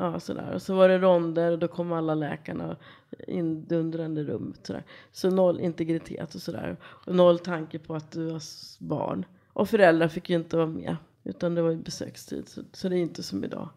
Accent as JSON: {"language": "Swedish", "town": "Kungsängen", "region": "Stockholm County", "country": "Sweden", "tie": "born or raised there", "said": "Jag kommer härifrån Stockholmstrakten. Kungsängen är uppfödd, norrförort tillsammans med mina syskon och föräldrar."}